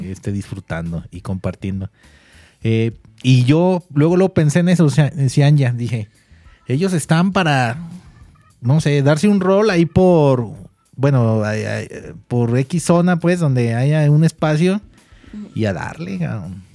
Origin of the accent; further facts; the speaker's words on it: Mexico; nosotros como mexicanos